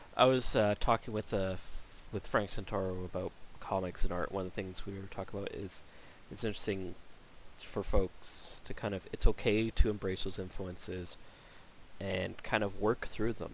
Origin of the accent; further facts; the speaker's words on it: Canada; being Canadian